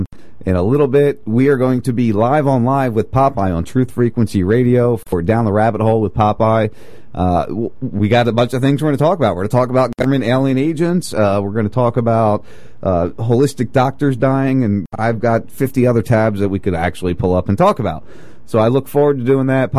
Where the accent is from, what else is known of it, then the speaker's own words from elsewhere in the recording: New Jersey, United States; I grew up in South Jersey, right outside Philly